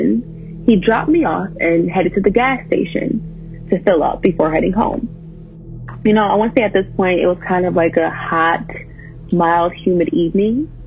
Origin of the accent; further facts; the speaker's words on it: New Mexico, United States; I'm 19 and I'm from New Mexico